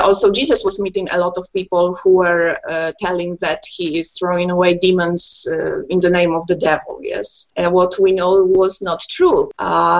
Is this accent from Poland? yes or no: yes; Poland; first language Polish; English is a second language; Polish is my native language and we play most of the shows in Poland